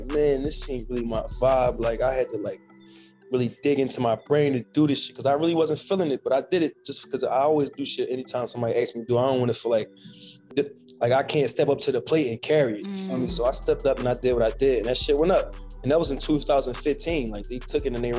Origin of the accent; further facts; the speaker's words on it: Philadelphia, Pennsylvania, United States; I'm from Philly, you know, it's hard going up in Philly right now